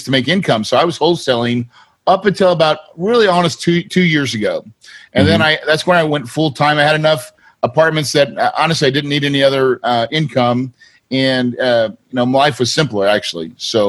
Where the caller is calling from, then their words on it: Phoenix, Arizona, United States; right now I'm in Phoenix, Arizona.